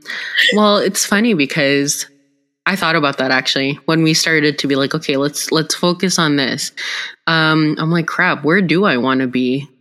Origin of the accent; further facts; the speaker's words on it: Philippines; I think as Filipino women, too, I'm really proud that both of us have, you know, we're pushing the boundaries.